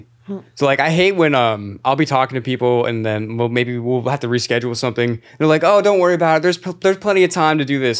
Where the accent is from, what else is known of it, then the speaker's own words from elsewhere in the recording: Clearwater, Florida, United States; accent: Florida; moved away as an adult; now in New York City, United States; seven two seven, Clearwater, Florida